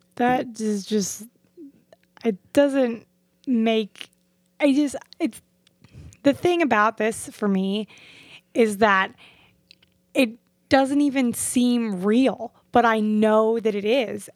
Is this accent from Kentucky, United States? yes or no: no; Fort Lauderdale, Florida, United States; I grew up in Fort Lauderdale and Hollywood area